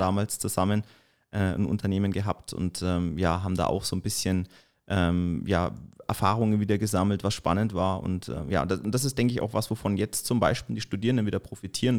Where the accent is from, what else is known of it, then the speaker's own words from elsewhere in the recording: Erlangen, Bavaria, Germany; also born or lived in Baiersdorf / Forchheim; Ich komme eigentlich aus Erlangen, gebürtiger Erlanger